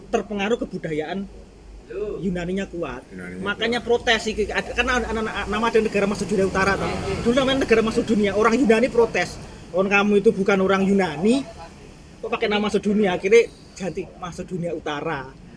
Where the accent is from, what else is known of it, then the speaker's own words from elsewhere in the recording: Java, Indonesia; aku orang Jawa